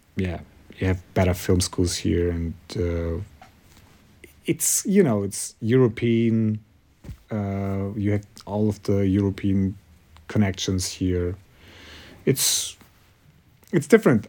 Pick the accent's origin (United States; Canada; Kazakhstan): Kazakhstan; English is a second language; also born or lived in Germany; now in Munich, Germany; I'm from Kazakhstan